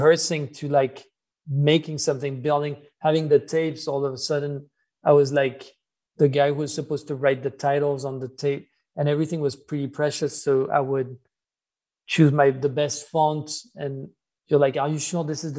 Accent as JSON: {"language": "English", "town": "Versailles", "region": "Île-de-France", "country": "France", "tie": "born or raised there", "said": "we grew up in Versailles"}